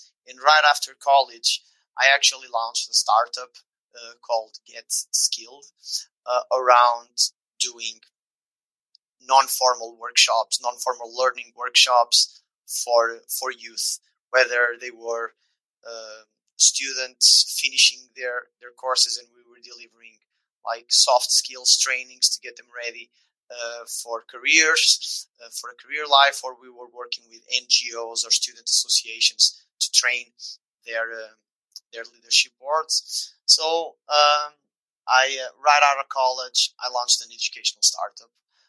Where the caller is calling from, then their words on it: Lisbon, Portugal; I'm tuning in from Lisbon in Portugal, like southwest corner of the European continent.